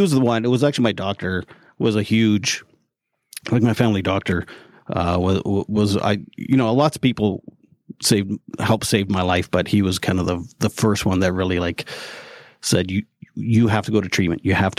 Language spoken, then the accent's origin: English; Canada; I'm Canadian, by the way.